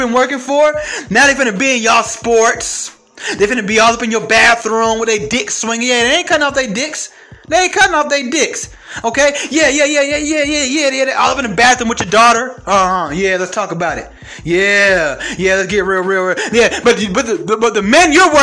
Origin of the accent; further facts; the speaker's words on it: Atlanta, Georgia, United States; I'm from Atlanta